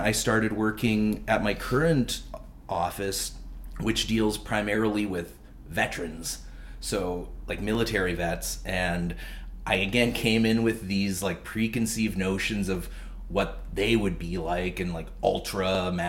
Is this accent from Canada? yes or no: yes; Vancouver, British Columbia, Canada; moved away as an adult; now in Prince Edward Island, Canada; because I'm originally from Vancouver.